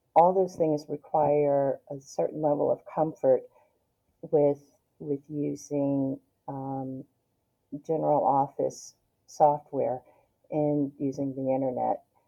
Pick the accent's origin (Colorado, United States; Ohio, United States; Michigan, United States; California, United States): Michigan, United States; Detroit; moved away as an adult; now in Northern Virginia, United States; growing up in Detroit, I, I was poor